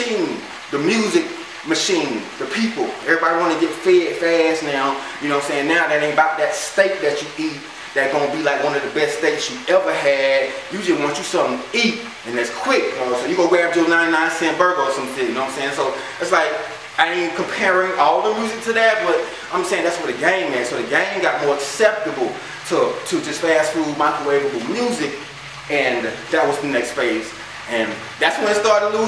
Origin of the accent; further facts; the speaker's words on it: the South, United States; I'm from the South